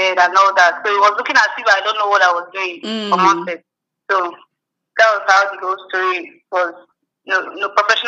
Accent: Zaria, Kaduna State, Nigeria; also born or lived in Delta State, Nigeria; I'm from Delta State, but I was born in Kaduna, Zaria, to be precise.

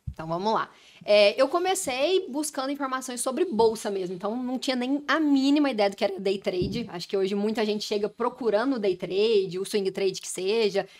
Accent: Goiânia, Goiás, Brazil; sou de Goiânia

